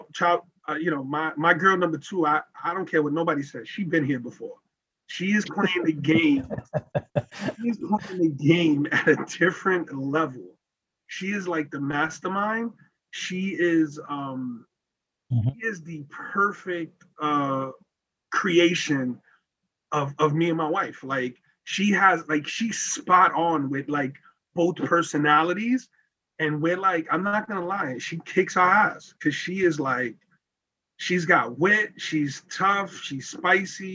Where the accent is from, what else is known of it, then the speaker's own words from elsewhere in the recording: New York City, New York, United States; that Latino Black family growing up in Brooklyn